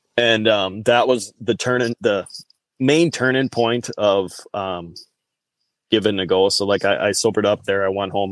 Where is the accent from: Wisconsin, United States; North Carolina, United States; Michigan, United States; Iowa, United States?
Wisconsin, United States; I grew up in the Upper Midwest here, guys. So um, I'm a true blooded Wisconsinite